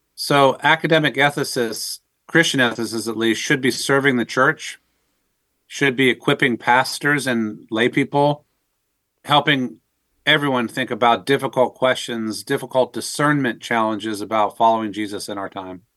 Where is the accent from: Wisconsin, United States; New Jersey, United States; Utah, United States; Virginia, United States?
Virginia, United States; Northern; I was raised in the Northern Virginia area in the kind of the civil service DC community.